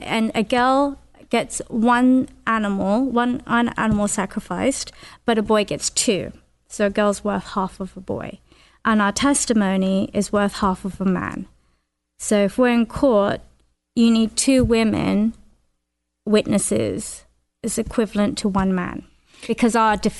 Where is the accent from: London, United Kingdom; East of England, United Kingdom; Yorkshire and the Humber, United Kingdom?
London, United Kingdom; accent: Northern; I came from West London and I moved to East London. And it was a big culture shock. I spoke differently. I walked differently. I talked differently from them. They had a very strong Essex accent. I had a Northern accent.